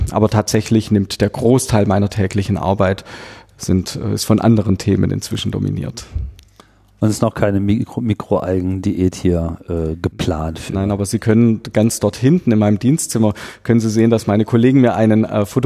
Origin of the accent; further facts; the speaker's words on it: Böblingen, Baden-Württemberg, Germany; hier im Rathaus, wo wir uns befinden, in meiner Heimatstadt Böblingen